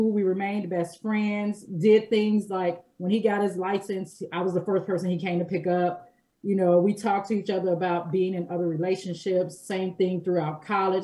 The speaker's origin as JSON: {"language": "English", "town": "Gary", "region": "Indiana", "country": "United States", "tie": "born or raised there", "said": "we grew up here, we're not strangers"}